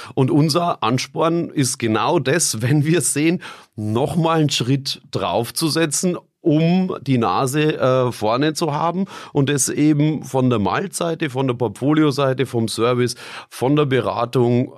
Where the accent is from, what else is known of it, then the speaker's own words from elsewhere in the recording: Bamberg, Bavaria, Germany; bei uns in Bamberg